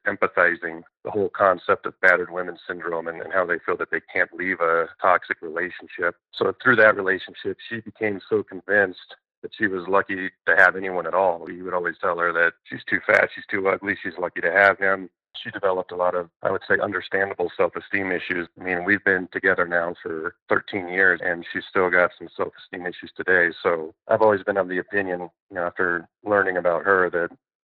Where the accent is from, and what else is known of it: Denver, Colorado, United States; born or raised there; also born or lived in Kankakee, Illinois